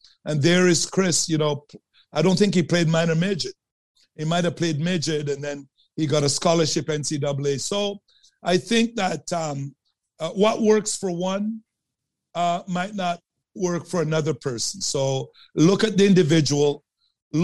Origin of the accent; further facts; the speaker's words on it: Sudbury, Ontario, Canada; I grew up in Sudbury, Ontario. And I played ringette on Ramsey Lake, Frozen Lake.